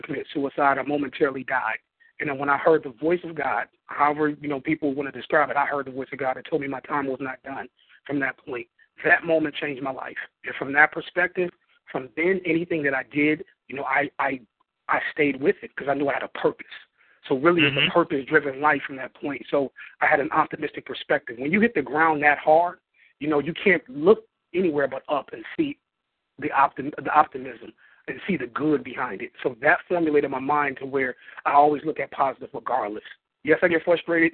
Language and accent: English; Flint, Michigan, United States; Flint, Michigan. A Flintstone to the bone, Flint, Michigan